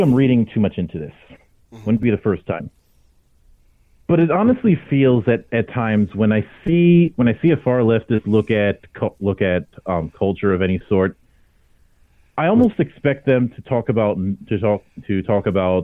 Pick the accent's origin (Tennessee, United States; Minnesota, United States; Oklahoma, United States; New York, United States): Minnesota, United States; Minneapolis; I was born in Minneapolis